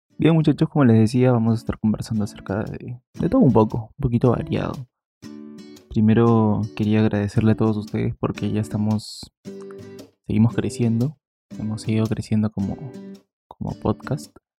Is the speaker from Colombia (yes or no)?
no; Peru; yo soy de bueno, de Perú. Aquí en Perú la cuarentena empezó el día 15.